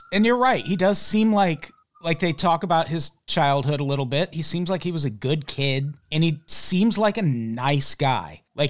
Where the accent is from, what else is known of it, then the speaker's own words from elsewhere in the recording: Illinois, United States; And we're both from Illinois.